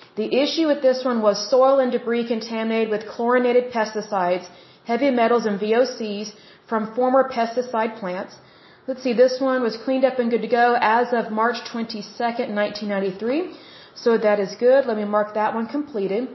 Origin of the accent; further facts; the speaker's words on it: Oklahoma, United States; Oklahoma, my home state